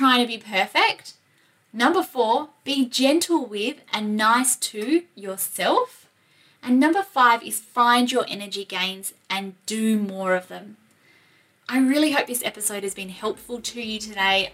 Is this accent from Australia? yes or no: yes; Australia; accent: Aussie; my Aussie accent